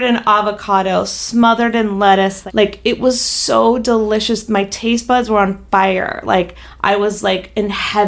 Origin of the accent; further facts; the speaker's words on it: North Carolina, United States; now in Los Angeles, United States; growing up in North Carolina